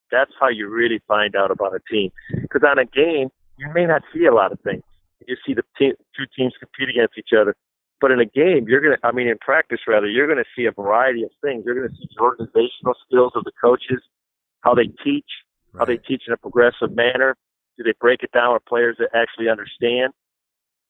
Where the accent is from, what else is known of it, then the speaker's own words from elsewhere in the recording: La Crosse, Wisconsin, United States; that's my hometown. I grew up in La Crosse, Wisconsin.